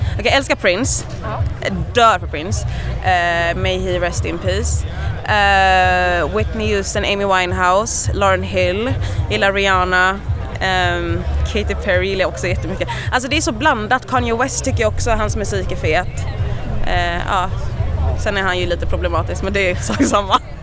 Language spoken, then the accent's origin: Swedish; Gothenburg, Västra Götaland, Sweden; jag är ju från Göteborg